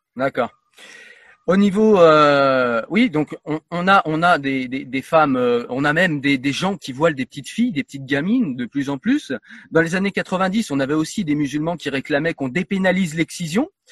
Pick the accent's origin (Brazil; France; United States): France; en tant que Français